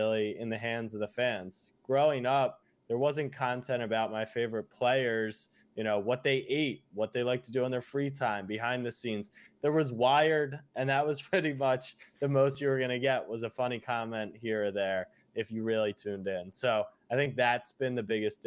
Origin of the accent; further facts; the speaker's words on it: Baltimore, Maryland, United States; moved away as an adult; also born or lived in Austin, Texas; now in New York, United States; I am originally from Baltimore, Maryland. That's where I grew up.